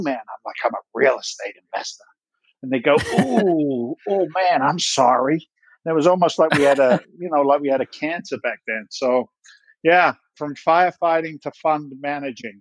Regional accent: Andover, South East England, United Kingdom; moved away as an adult; also born or lived in London; now in United States; I was born in London. I grew up in the south coast of England, a little town called Andover in Hampshire

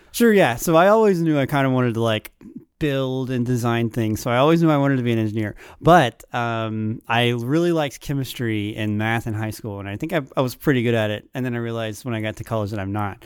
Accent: Saraland, Alabama, United States; moved away as an adult; now in Auburn, United States; I'm from Sareland

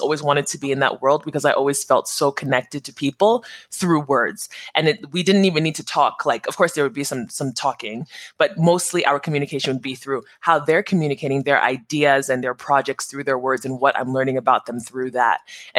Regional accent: New Jersey, United States; born there; So I'm Nigerian American, first generation Nigerian. I was born in New Jersey.

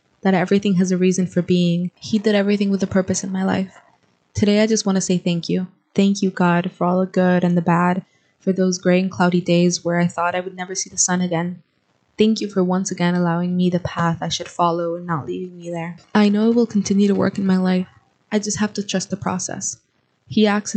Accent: Guatemala; moved away as an adult; now in United States; I am originally from Guatemala. I have lived here in the United States for 2 years.

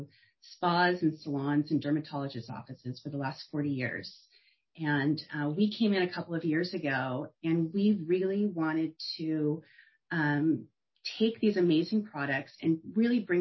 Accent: Torrance, California, United States; I grew up in Torrance, California, which is on the coast, just south

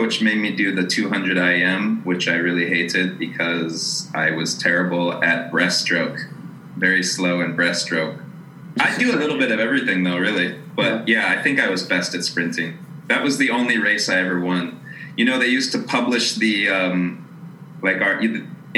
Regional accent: Aurora, Colorado, United States; I'm originally from Aurora, Colorado, suburb of Denver

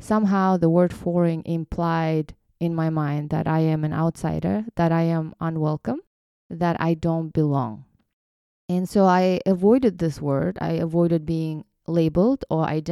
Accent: Kyrgyzstan; English is a second language; now in United States; growing up in Kyrgyz culture

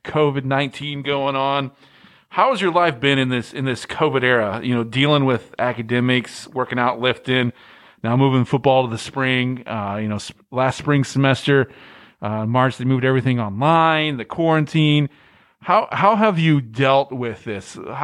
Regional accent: Midwest, United States; now in Louisiana, United States; That's the something I've learned since I moved down here from the Midwest. We don't know how to cook in the Midwest.

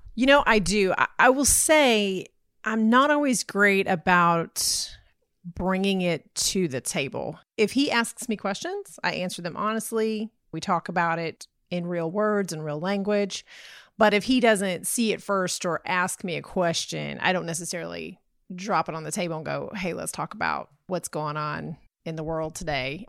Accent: Texas, United States; I'm from Texas

